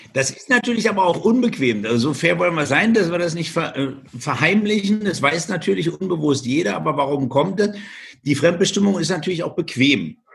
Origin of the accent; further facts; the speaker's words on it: Germany; bei uns in Deutschland